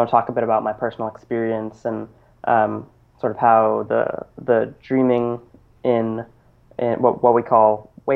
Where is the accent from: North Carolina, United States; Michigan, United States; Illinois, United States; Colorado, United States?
Colorado, United States; Boulder; I grew up in Boulder, Colorado, which has over 300 days of sunshine a year